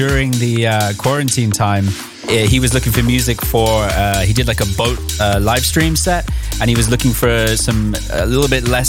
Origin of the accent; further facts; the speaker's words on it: Hastings, South East England, United Kingdom; now in Netherlands; I'm originally from the south coast of the UK, a place called Hastings.